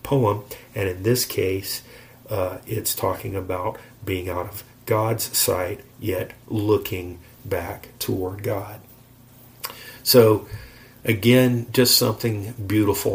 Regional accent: Florida, United States; we are from Florida and we've lived near the beach

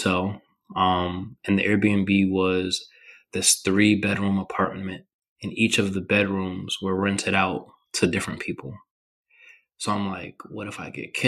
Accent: New York, United States; I grew up in New York

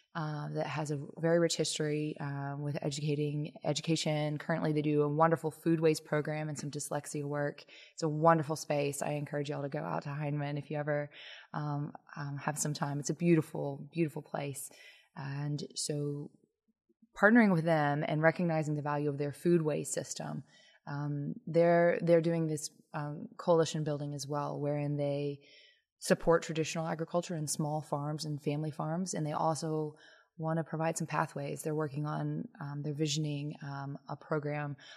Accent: Lexington, Kentucky, United States; moved away as an adult; also born or lived in Washington, D.C. area / Ann Arbor, Michigan; I'm a Kentuckian. I grew up in Lexington

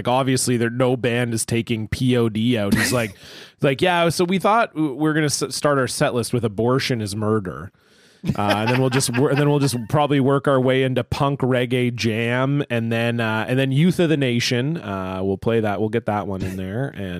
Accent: San Diego, California, United States; from San Diego.

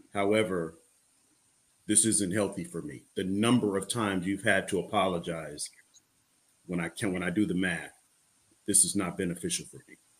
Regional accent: Illinois, United States; I'm from Illinois

